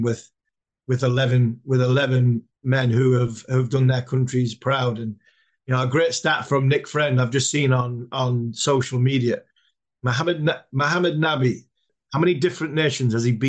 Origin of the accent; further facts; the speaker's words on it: England, United Kingdom; we're from England